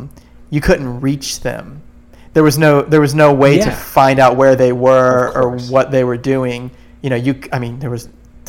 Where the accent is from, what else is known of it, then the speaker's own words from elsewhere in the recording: Florida, United States; I grew up here in Florida making surf movies.